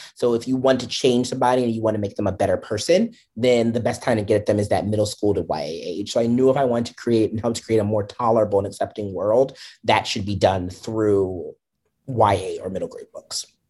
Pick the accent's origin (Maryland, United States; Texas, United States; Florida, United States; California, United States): Maryland, United States; DC area; moved away as an adult; now in New York area, United States; I grew up in the Maryland, D C area